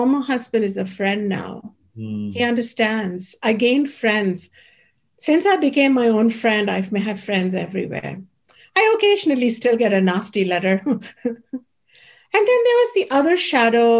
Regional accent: Ayodhya, Uttar Pradesh, India; my hometown, the holy city of Ayodhya

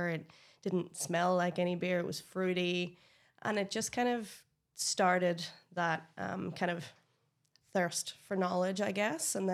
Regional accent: Northern Ireland, United Kingdom; moved away as an adult; now in Australia; if you can't hear, I'm from Northern Ireland.

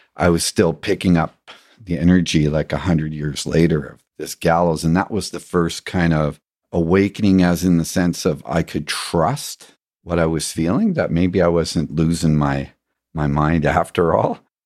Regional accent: England, United Kingdom; growing up in England, there was a big pond

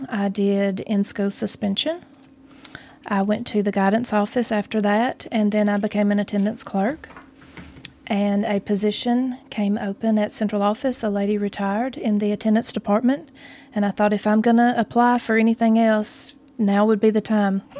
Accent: Mount Pleasant, Tennessee, United States; I am from Mount Pleasant, Tennessee. Born and raised

